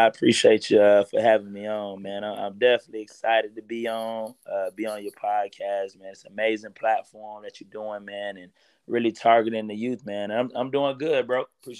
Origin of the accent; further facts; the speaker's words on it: Fort Lauderdale, Florida, United States; Definitely originally from Florida. Fort Lauderdale. Grew up, born and raised in Fort Lauderdale, man.